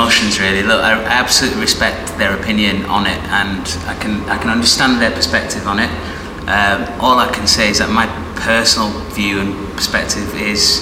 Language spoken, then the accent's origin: English; Bradford, Yorkshire and the Humber, United Kingdom; both … and I, we grew up in Bradford